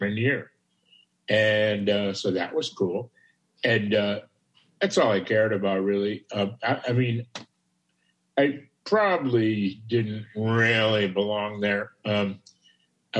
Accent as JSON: {"language": "English", "town": "Chicago", "region": "Illinois", "country": "United States", "tie": "born or raised there", "said": "born and raised in Chicago"}